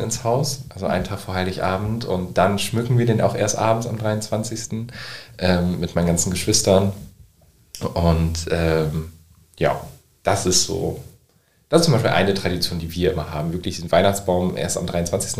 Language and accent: German; Nordenham, Lower Saxony, Germany; Also ich komme aus Nordhamm